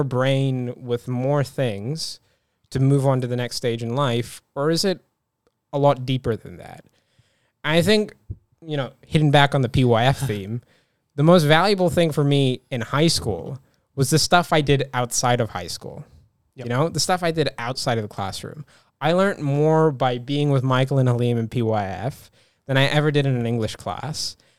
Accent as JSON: {"language": "English", "town": "Dunedin", "region": "Otago", "country": "New Zealand", "tie": "born or raised there", "said": "I was born here, but I was born in Dunedin, which is a very, you know, not culturally diverse place in New Zealand. But even in saying that, my school in Dunedin was incredibly culturally diverse."}